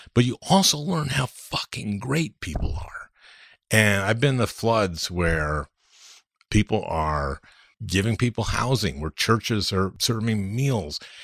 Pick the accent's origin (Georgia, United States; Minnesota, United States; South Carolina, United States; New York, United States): Minnesota, United States; St. Louis Park; I grew up in Saint Louis Park and everybody in Minnesota knows what Saint Louis Park is